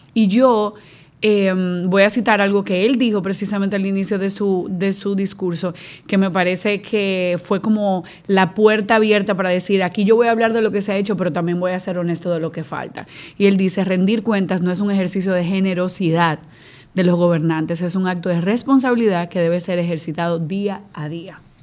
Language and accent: Spanish; Dominican Republic; yo como dominicana